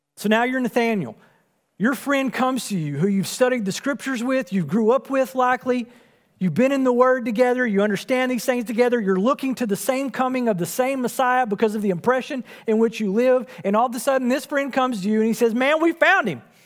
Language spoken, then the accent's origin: English; Wills Point, Texas, United States; I was born and raised in Wills Point